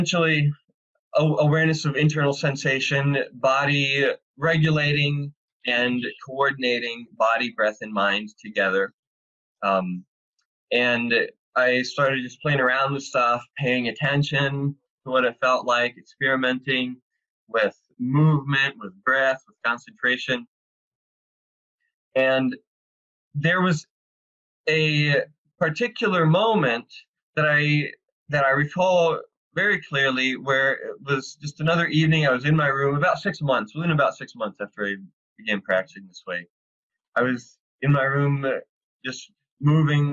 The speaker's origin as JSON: {"language": "English", "region": "Arkansas", "country": "United States", "tie": "born or raised there", "also_born_or_lived": "San Diego", "moved": "as an adult", "said": "I grew up in the Bible Belt as a rational empirical atheist. in the Bible Belt in Arkansas"}